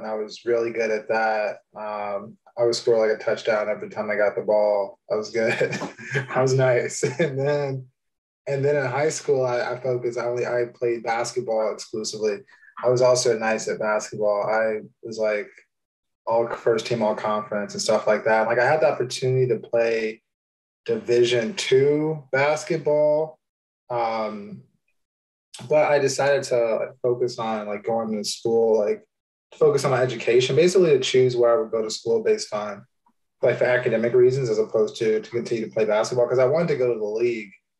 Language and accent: English; outside of Chicago, Illinois, United States; now in New York City, United States; I grew up outside of Chicago, so like a small town about an hour outside of the city